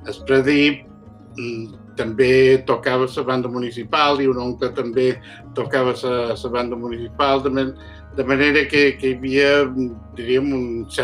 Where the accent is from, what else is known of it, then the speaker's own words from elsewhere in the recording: Sa Pobla, Balearic Islands, Spain; born there; Vaig néixer a Sa Pobla, Mallorca, el dia 4 de gener de l'any 1944.